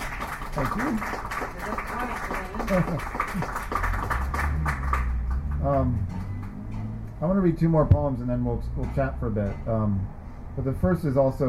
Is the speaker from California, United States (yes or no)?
yes; Sacramento, California, United States; moved away; I'm from Sacramento